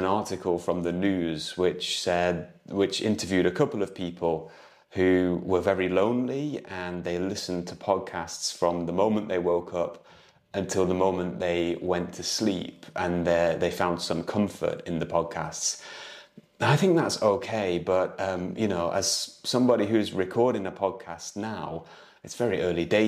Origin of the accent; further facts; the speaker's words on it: United Kingdom; moved away as an adult; now in Lisbon, Portugal; I'm an English tutor from the UK